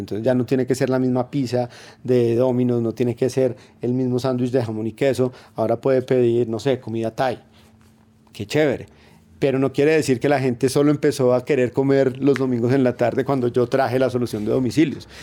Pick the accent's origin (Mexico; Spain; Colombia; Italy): Colombia; como colombiano en general